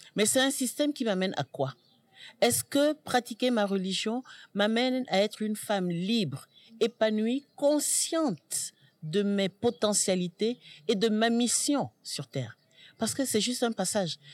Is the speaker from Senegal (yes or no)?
yes; Senegal; en tant que Sénégalaise, mère et grand-mère